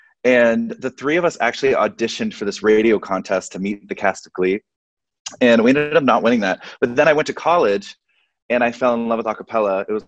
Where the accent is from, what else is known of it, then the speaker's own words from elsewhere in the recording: Arlington, Texas, United States; I am from Arlington, Texas.